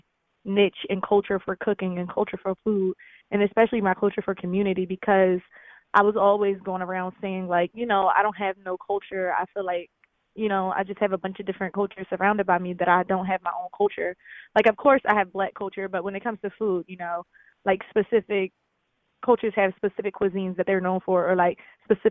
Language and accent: English; Philadelphia, Pennsylvania, United States; growing up in Philly, of course, and we lived in the Fairmount area